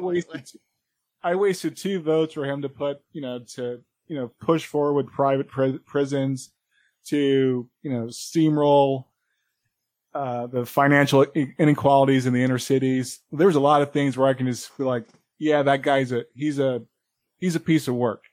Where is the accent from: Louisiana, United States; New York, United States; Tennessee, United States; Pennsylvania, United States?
New York, United States; I'm a New Yorker.